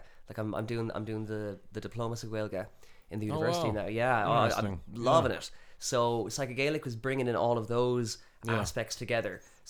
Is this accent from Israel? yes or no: no; Galway, Connacht, Ireland; also born or lived in Spain; I'm from Galway, but even before Vietnam, I'd been living in Spain for a few years and kind of been traveling around